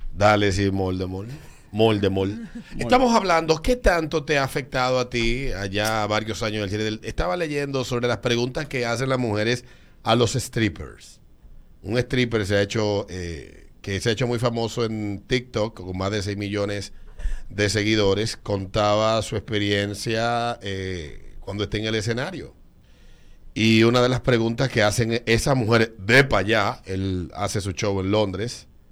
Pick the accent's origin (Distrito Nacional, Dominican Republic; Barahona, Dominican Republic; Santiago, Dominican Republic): Distrito Nacional, Dominican Republic; Villas Agrícolas; yo vengo de Villa, Villa, Villas Agrícolas